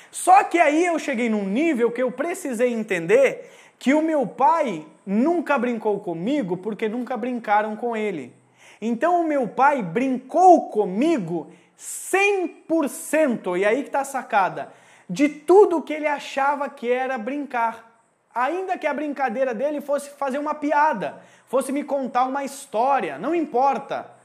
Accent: Rio Grande do Sul, Brazil; Eu cresci no meio do campo, eu venho do Rio Grande do Sul.

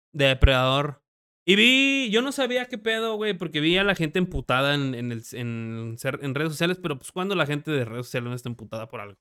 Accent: Mexico; tú siendo mexicano

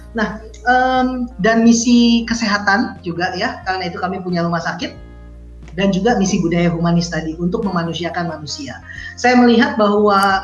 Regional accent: Indonesia; Saya, eh, Chinese Indonesian, tapi saya sudah tidak bisa berbahasa Mandarin lagi.

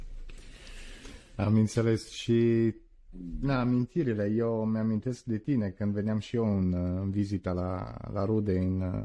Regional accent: Turin, Piedmont, Italy; also born or lived in Constanța, Romania; eu în Italia am stat într-o zonă unde m-am născut la Torino

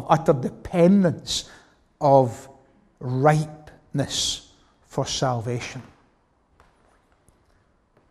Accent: Glasgow, Scotland, United Kingdom; growing up in the West End of Glasgow, as I did.

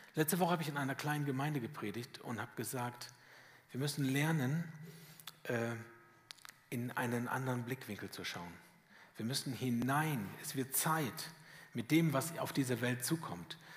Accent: Lower Saxony, Germany; moved away as an adult; now in Schwäbisch Hall, Germany; Ich komme aus Sachsen, aus Niedersachsen, um genau zu sein.

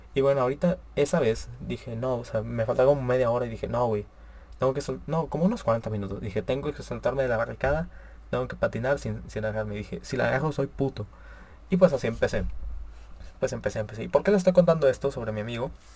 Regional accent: Monterrey, Nuevo León, Mexico; yo soy de Monterrey, Nuevo León

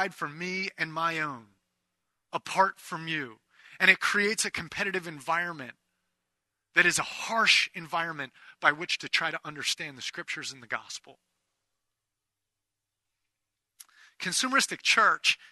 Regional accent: United States; we're Americans

